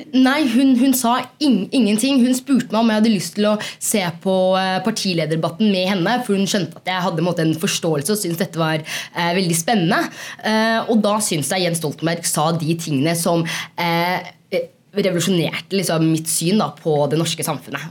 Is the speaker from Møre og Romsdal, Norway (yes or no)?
no; Oslo, Norway; moved away as an adult; now in Trondheim, Norway; Jeg kommer fra Oslo. Jeg kommer fra et sted som heter Mortensrud, og så er jeg blitt litt trønder.